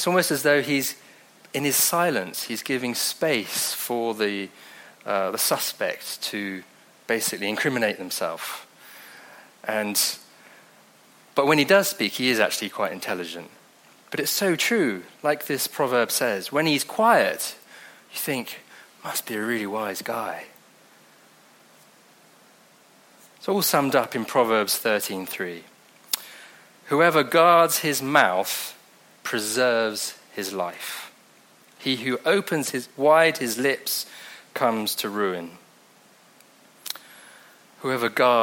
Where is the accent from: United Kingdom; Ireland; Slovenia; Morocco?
United Kingdom; Devon, South West England; accent: Devonshire; also born or lived in Mozambique; I'm from Devon. Comes out with a Devonshire accent.